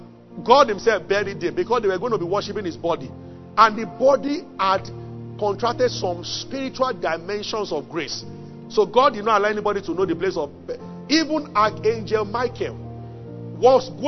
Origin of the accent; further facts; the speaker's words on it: Abeokuta, Ogun State, Nigeria; I grew up in Abeokuta